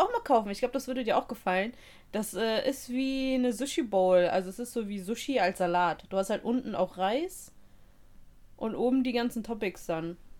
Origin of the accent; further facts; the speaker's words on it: Russia; now in Germany; Als Russin